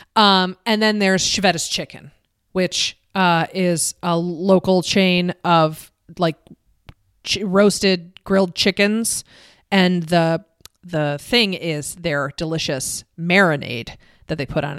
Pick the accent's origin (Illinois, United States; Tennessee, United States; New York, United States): New York, United States; Kenmore; accent: Western New York; I grew up in Kenmore